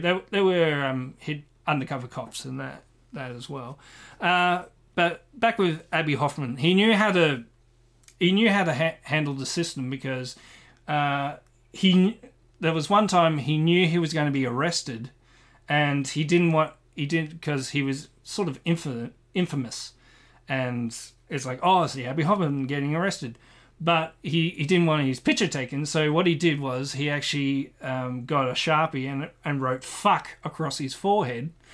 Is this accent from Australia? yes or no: yes; Australia; I am Australian